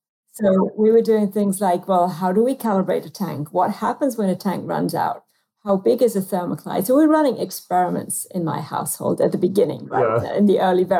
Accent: United Kingdom; accent: British; now in United States

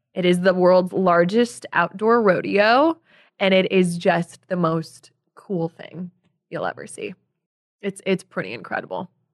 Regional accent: Chicago, Illinois, United States; moved away as an adult; also born or lived in Casper, Wyoming / New York; I grew up in the Southwest suburbs

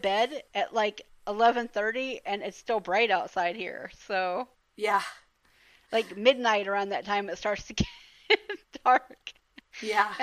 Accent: Atlanta, Georgia, United States; I grew up in Atlanta, so Dragon Con is there

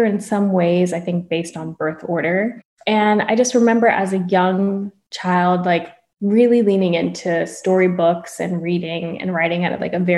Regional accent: Florida, United States; also born or lived in Long Island, New York; people are most familiar with my Florida upbringing

